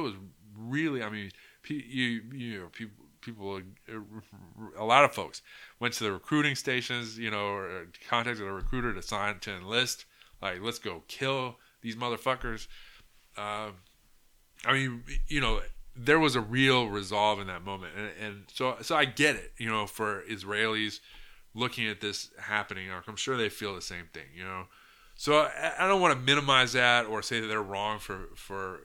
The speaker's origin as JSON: {"language": "English", "country": "United States", "said": "as an American"}